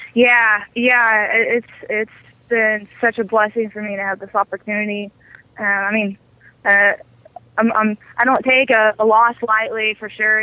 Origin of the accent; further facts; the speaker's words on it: Amarillo, Texas, United States; I grew up in Amarillo. Uh, I was born and raised there.